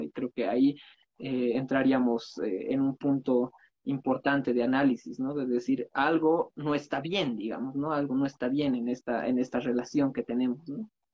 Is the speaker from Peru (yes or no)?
no; Bolivia; nosotros como bolivianos